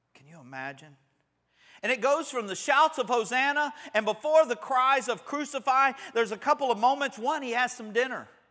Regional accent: Panama City, Florida, United States; growing up in Panama City

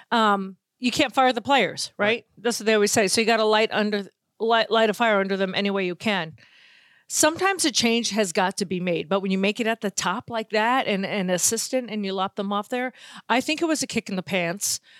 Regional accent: Boston, Massachusetts, United States; listen, I'm from Boston, so I don't root for the teams, but I also don't root for Boston teams.

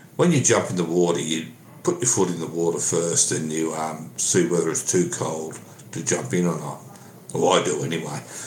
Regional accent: Sydney, New South Wales, Australia; I went to school in Sydney.

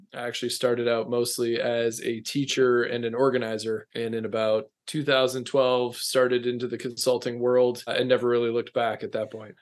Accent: Minnesota, United States; accent: long O; moved away as an adult; now in North Carolina, United States; I'm a small town Minnesota boy.

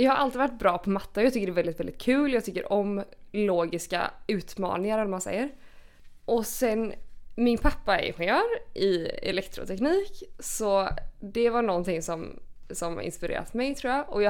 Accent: Gothenburg, Västra Götaland, Sweden; moved away as an adult; also born or lived in Lund / Malmö; now in Copenhagen, Denmark; jag är från Göteborg

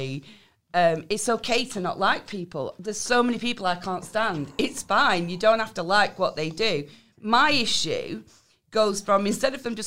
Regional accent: United Kingdom; we're British

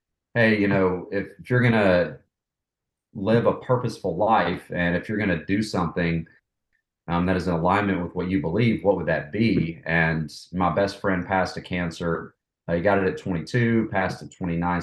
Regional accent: Knoxville, Tennessee, United States; moved away as an adult; also born or lived in Atlanta; I was born and raised in Knoxville, East Tennessee.

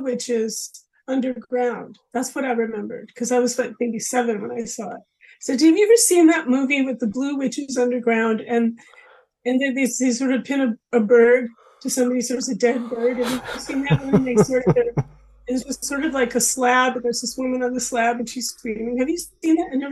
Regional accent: Los Angeles, California, United States; I'm from Los Angeles

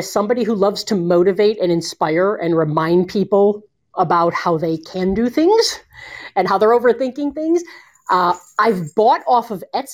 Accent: Bowling Green, Ohio, United States; also born or lived in Cleveland, Ohio; I was born in Bowling Green, Ohio. I've lived in Cleveland for a great portion of my life

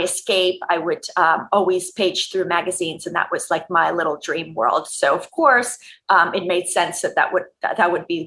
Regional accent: Montreal, Quebec, Canada; I grew up in Montreal in the province of Quebec, Canada.

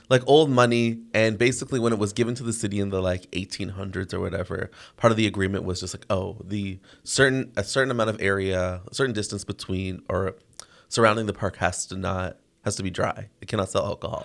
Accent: Toronto, Ontario, Canada; I grew up in Toronto

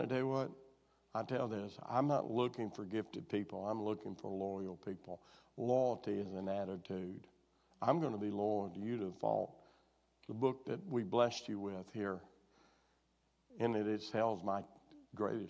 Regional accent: Arkansas, United States; moved away; my hometown where I was raised, which is a big metropolis of probably less than 300 now

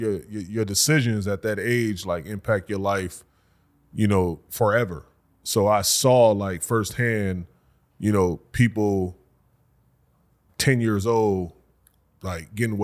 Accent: Racine, Wisconsin, United States; Born and raised, Racine, Wisconsin.

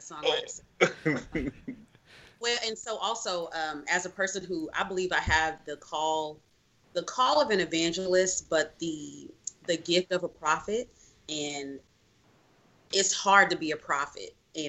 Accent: Little Rock, Arkansas, United States; I am from Little Rock, Arkansas. I grew up Catholic, Vatican II Catholic, in Arkansas. I was Catholic until I went to college.

